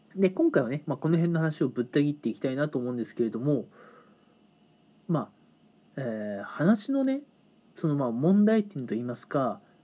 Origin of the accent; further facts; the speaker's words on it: Japan; moved away as an adult; also born or lived in Kanagawa; 自分の地元の方、まあ、地方なんですけどね、えー、そっちの方に戻ることにしたんですね。